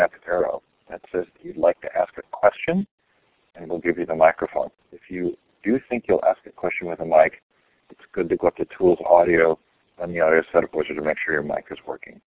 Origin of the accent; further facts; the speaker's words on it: Stanford, California, United States; now in Sacramento, United States; I grew up on Stanford campus